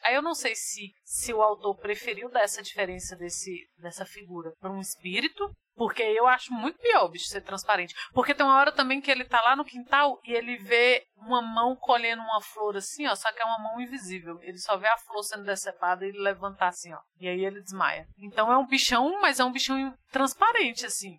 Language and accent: Portuguese; Brazil; nós somos brasileiros